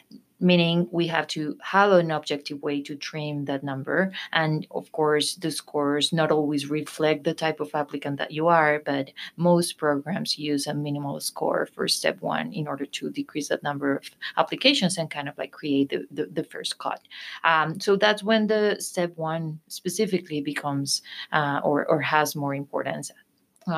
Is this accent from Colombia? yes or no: yes; Colombia; moved away as an adult; I am from Colombia, South America